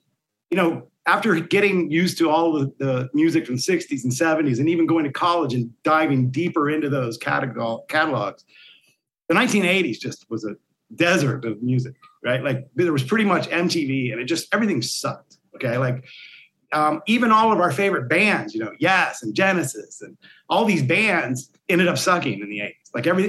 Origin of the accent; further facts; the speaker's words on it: Barnesville, Ohio, United States; also born or lived in Columbus, Ohio; I grew up in a place called Barnesville, Ohio, which is what a lot of my stories are about. You know, it's kind of a coal mining town in eastern Ohio. And then I went to Ohio State for a very long time.